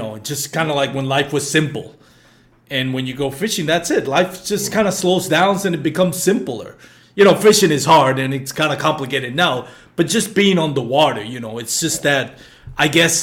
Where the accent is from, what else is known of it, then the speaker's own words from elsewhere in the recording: Puerto Rico; growing up in Puerto Rico